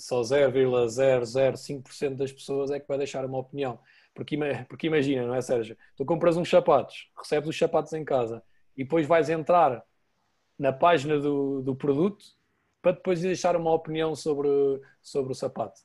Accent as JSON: {"language": "Portuguese", "country": "Portugal", "said": "sou português"}